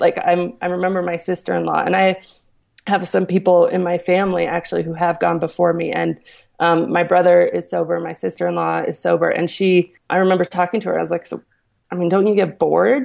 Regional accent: Aspen, Colorado, United States; also born or lived in New York City; So I'm from Aspen, Colorado

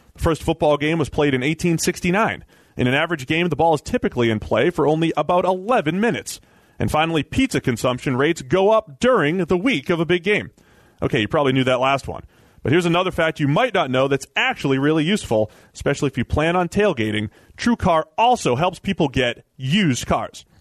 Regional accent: Boston, Massachusetts, United States; my hometown, Boston

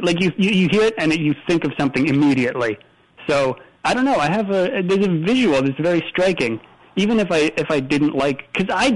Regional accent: Canada

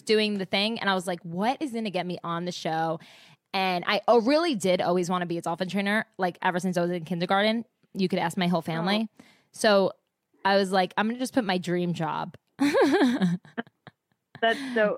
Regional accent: New Jersey, United States; I'm from Jersey

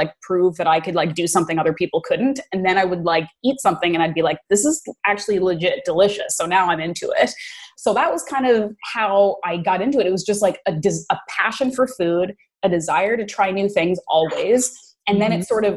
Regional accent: East Coast of Canada, Atlantic Canada, Canada; moved away as an adult; also born or lived in Bermuda / New York; I grew up in the East Coast of Canada

